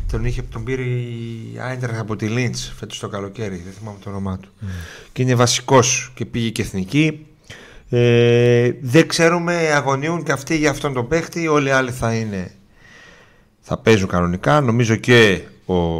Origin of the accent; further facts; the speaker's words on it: Thessaloniki, Central Macedonia, Greece; από εδώ είμαι από Θεσσαλονίκη